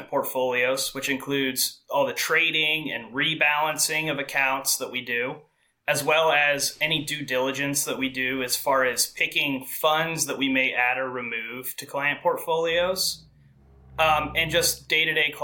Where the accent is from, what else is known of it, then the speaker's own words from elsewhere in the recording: Des Moines, Iowa, United States; moved away as an adult; also born or lived in Connecticut / Nebraska / Ohio; now in Pennsylvania, United States; I'm currently in Pennsylvania, originally from Des Moines, Iowa